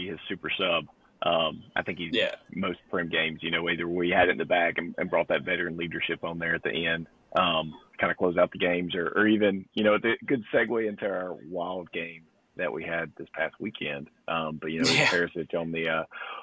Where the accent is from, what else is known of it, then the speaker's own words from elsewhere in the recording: Mississippi, United States; I'm from Mississippi.